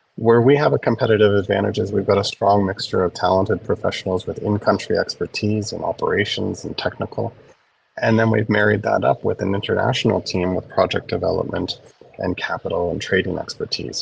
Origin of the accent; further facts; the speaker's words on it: small town Ontario, Canada; moved away as an adult; also born or lived in South Sudan / Lusaka, Zambia; a boy who grew up in small town Ontario